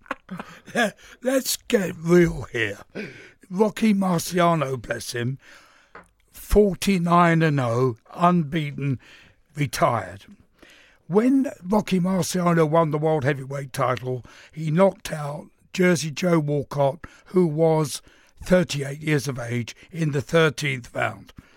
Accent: London, United Kingdom; I'm from East London.

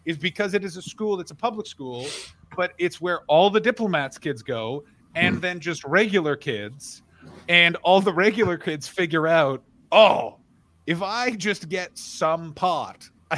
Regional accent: Glasgow, Scotland, United Kingdom; born or raised there

